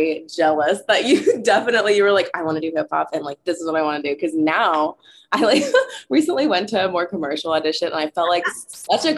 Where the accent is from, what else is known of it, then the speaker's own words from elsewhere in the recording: Carmel, Indiana, United States; moved away; So I grew up in Carmel, Indiana. It's a little suburb of Indianapolis, just north.